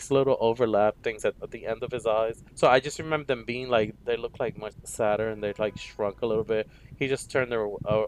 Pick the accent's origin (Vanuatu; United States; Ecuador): United States; New York City, New York; I grew up in Harlem